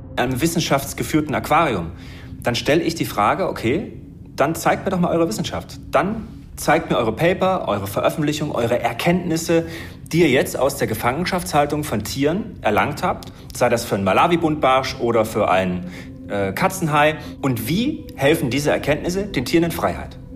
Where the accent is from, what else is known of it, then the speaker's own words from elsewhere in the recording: Germany; Ich bin ja in der DDR aufgewachsen